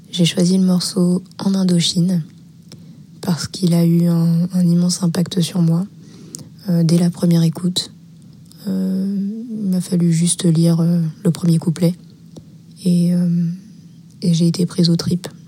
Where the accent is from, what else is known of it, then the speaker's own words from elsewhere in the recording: France; also born or lived in Paris; Euh, mon père est cambodgien et indien, ma mère est thaïlandaise et vietnamienne. Et je suis née en France.